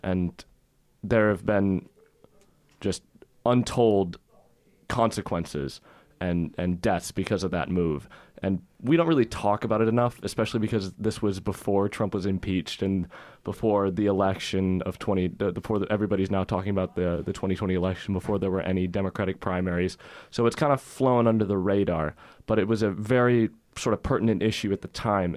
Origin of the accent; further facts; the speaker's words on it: United States; as an American